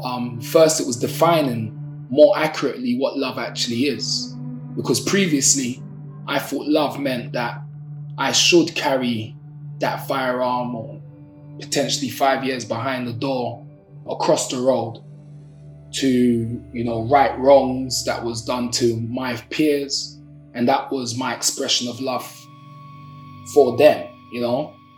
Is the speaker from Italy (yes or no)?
no; London, United Kingdom; I'm from Brixton, South London. Brixton, born and raised